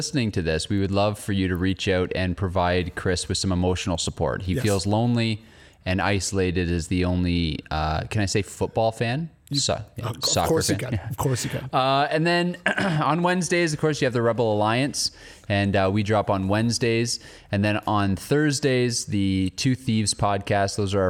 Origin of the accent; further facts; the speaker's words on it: Canada; One thing I noticed, like as a Canadian watching, is we will never have a sporting event like the Super Bowl, right?